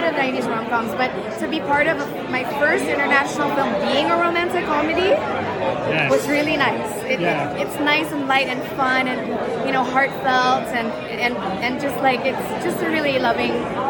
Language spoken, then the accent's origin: English; Philippines; So it was really nice to come in as a Filipino, especially in an international scene.